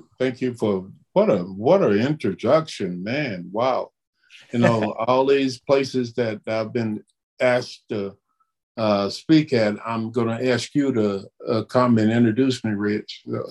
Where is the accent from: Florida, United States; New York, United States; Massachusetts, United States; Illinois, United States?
Florida, United States; Chipley; The little town I grew up in Chipley, Florida, and with a very large family and very little support as far as income.